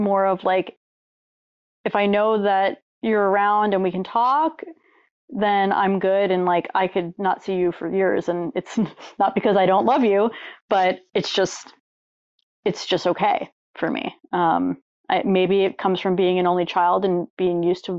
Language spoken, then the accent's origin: English; Long Island, New York, United States; I grew up on Long Island, New York